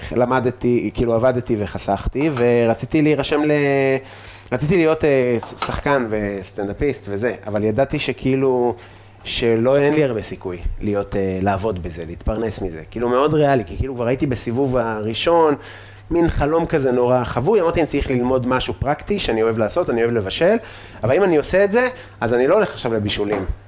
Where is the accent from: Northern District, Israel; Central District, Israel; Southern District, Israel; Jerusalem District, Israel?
Northern District, Israel; Afula; אני מעפולה